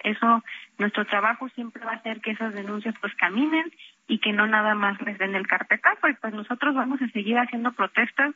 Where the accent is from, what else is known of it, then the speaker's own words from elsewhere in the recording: Mexico; nosotros como mexicanos